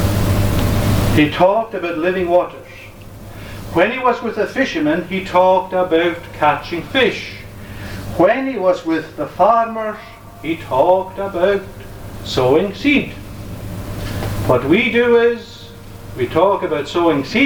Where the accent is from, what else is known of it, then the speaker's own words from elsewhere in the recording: Uist, Scotland, United Kingdom; I grew up in Uist